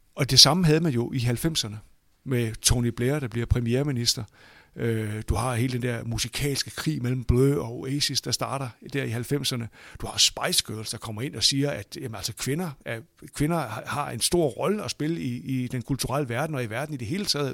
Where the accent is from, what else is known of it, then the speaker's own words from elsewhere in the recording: Aalborg, North Denmark Region, Denmark; jeg kommer fra Aalborg, så jeg er ligesom vokset op på, jeg voksede op på cementen i, på Aalborg Stadion der i 70'erne og 80'erne